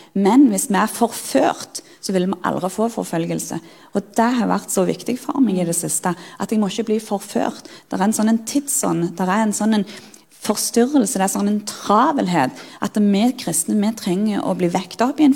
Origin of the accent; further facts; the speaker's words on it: Sirevåg, Rogaland, Norway; moved away as an adult; Jeg er jo født og oppvokst i Sirevåg på Jæren